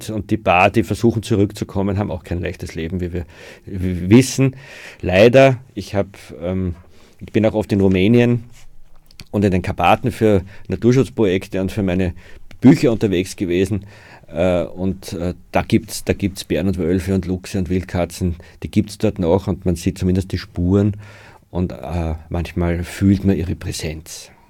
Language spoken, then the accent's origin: German; Lower Austria, Austria; Ich bin im Waldviertel aufgewachsen und habe große Teile meiner Kindheit äh, umherstreifend im Kamptal verbracht